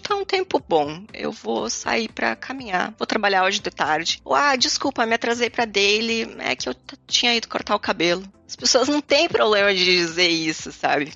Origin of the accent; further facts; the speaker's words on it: Caxias do Sul, Rio Grande do Sul, Brazil; moved away as an adult; also born or lived in Portugal; now in Rotterdam, Netherlands; eu nasci numa cidade que é o interior do Rio Grande do Sul, é Caxias do Sul, o nome da cidade